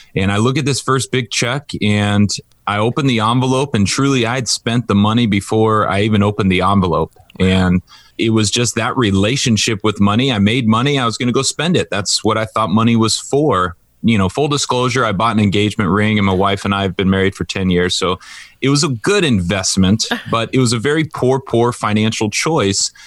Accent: Orange County, California, United States; I grew up in Orange County where there's a lot of money.

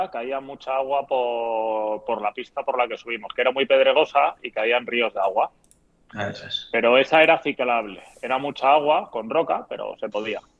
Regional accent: Madrid, Community of Madrid, Spain; Sabes que somos de Madrid y hemos entrenado en invierno.

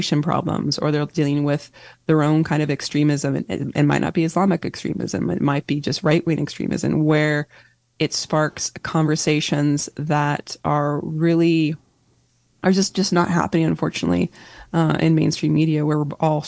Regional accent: Northern California, United States; I was born and raised in Northern California

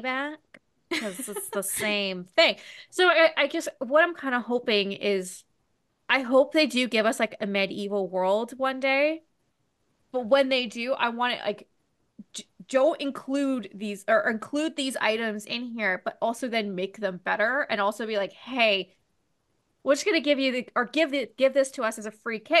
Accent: Ontario, Canada

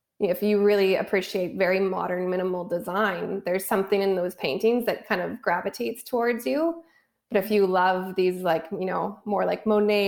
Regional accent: Canada; moved away as an adult; also born or lived in Vancouver, Canada; now in Los Angeles, United States; So being Canadian and having lived in Vancouver for the last 12 years, and then I moved to LA 2 years ago

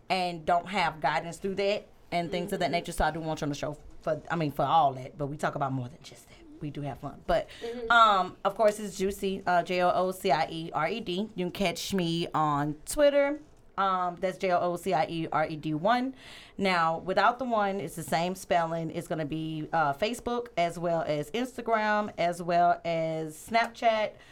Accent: Louisiana, United States; And I am from Thank Louisiana.

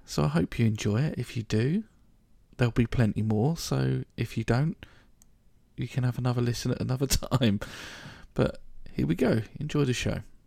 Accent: Reading, South East England, United Kingdom; also born or lived in London; I was born in London, West London, but I grew up in Reading, so I, I say that I'm a Readinensian, really, a Reading boy

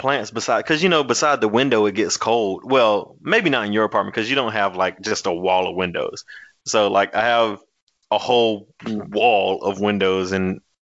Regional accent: the South, United States; I'm from the South

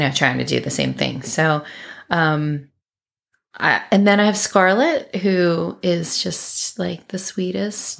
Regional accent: Maryland, United States; moved away as an adult; also born or lived in Tennessee; now in Florida, United States; I consider myself a Marylander for sure, although now we've lived in Florida for almost thirteen years

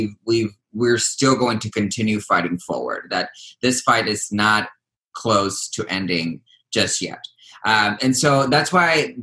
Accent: United States; also born or lived in Texas; Folks like me who came to this country at the age of 3 years old, I've grown up watching baseball games, eating hot dogs, pledging allegiance to the flag, singing the Star Spangled Banner

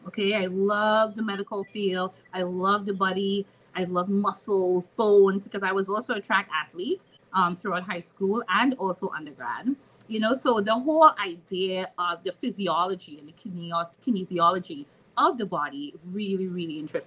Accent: Trinidad & Tobago; moved away as an adult; now in Maryland, United States; I'm from Trinidad and Tobago, just like, you know, Monique. And I left my country

